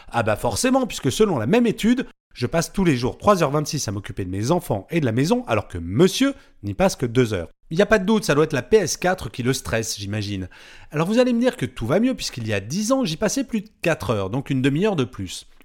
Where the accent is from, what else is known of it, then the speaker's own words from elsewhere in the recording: France; Ouf, je suis pas née en Corée, je suis française.